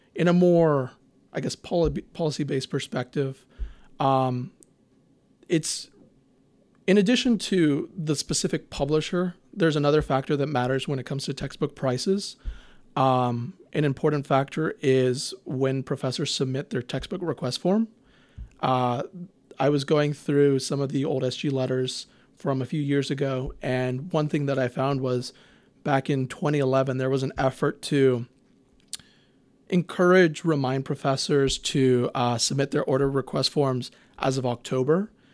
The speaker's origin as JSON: {"language": "English", "town": "Houston", "region": "Texas", "country": "United States", "said": "I'm from Houston. I will always rep H-Town"}